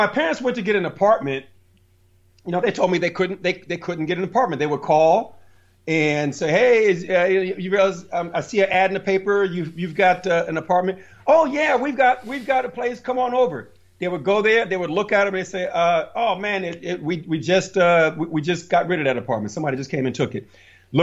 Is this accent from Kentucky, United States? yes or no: no; Plainfield, New Jersey, United States; I grew up in Plainfield, New Jersey.